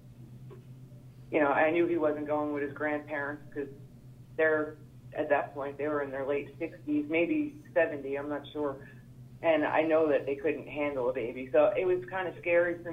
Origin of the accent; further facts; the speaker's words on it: New York, United States; moved away as an adult; now in Missouri, United States; I moved to Missouri, I'd say a couple of years, maybe 2 or 3 years before all this happened. So I come from New York.